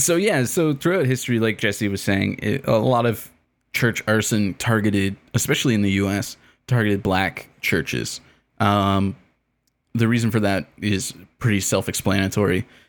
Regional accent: Canada; as a Canadian

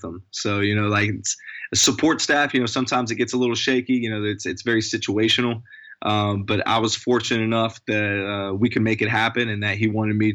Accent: the mountains of Virginia, United States; moved away as an adult; now in California, United States; I'm from the mountains of Virginia

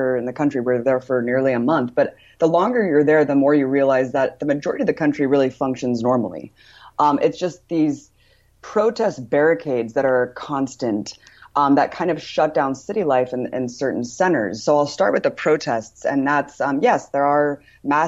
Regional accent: United States; I'm American

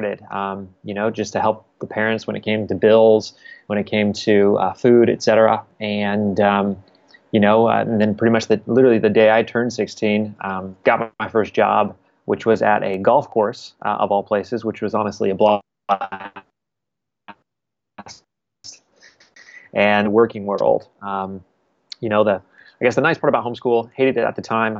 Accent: Wichita, Kansas, United States; now in Kansas City, United States; I grew up in Wichita, Kansas

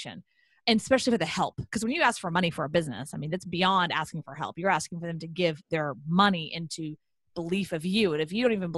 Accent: Houston, Texas, United States; I'm from Houston

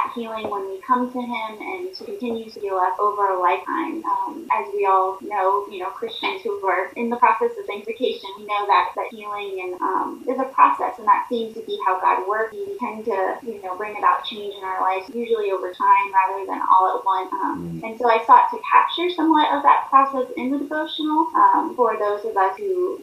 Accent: Florida, United States; now in Pennsylvania, United States; I currently live in Pennsylvania, but I grew up in Florida

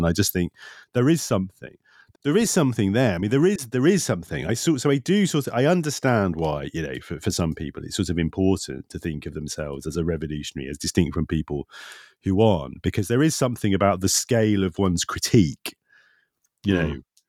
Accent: Nottingham, East Midlands, United Kingdom; I'm from Nottingham and I'm a grumpy bastard.

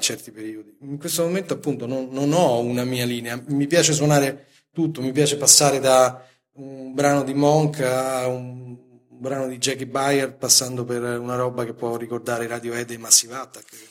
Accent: Italy; sono nato in Italia

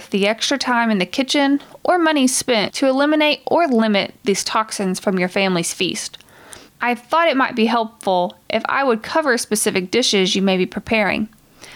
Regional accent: the South, United States; I'm from the South

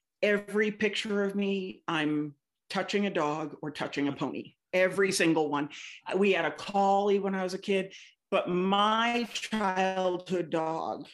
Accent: outside of Boston, Massachusetts, United States; moved away as an adult; also born or lived in Indiana; I grew up outside of Boston

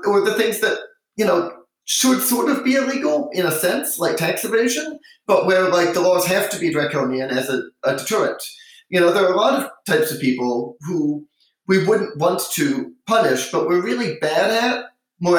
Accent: United States; as an American

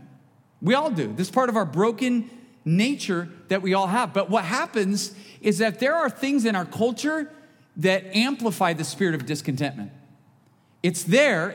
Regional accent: United States; being an American

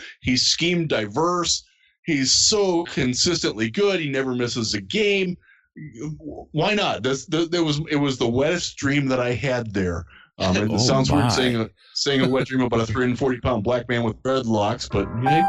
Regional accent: Cleveland, Ohio, United States; I'm from Cleveland

